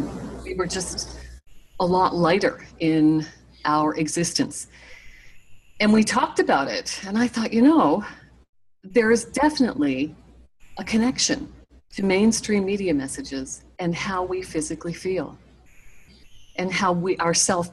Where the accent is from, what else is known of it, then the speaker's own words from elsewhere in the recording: Nova Scotia, Canada; moved away; also born or lived in Toronto; I'm from Nova Scotia